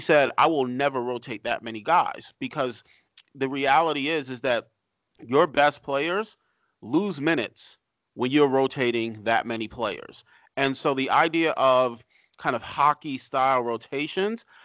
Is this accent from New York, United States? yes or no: yes; New York City, New York, United States; I grew up in New York City, so I grew up rooting for the Knicks